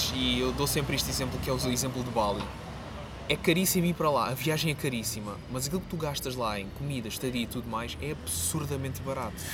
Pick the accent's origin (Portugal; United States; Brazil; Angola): Portugal; Quarteira, Algarve; moved away as an adult; also born or lived in Faro; now in Lisbon, Portugal; eu vivi toda a minha vida no Algarve, só decidi mesmo vir para Lisboa por causa do mestrado